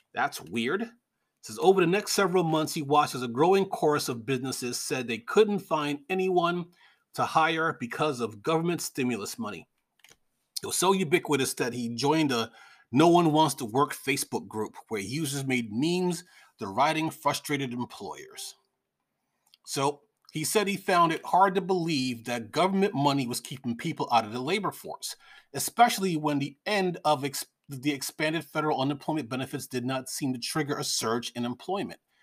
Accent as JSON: {"language": "English", "region": "New York", "country": "United States", "tie": "born or raised there", "said": "I'm a middle-aged man, and I grew up in New York"}